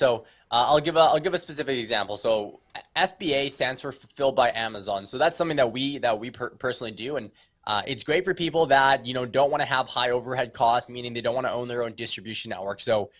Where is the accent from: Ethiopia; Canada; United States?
Canada; Vancouver, British Columbia; we're from Vancouver, beautiful British Columbia, the west coast of Canada specifically.